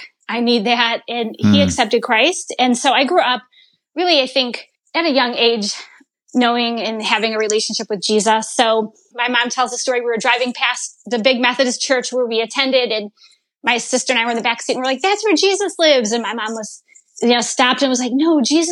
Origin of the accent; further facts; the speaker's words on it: Chicago suburbs, Illinois, United States; also born or lived in Ohio / Indiana; Grew up really in the Chicago suburbs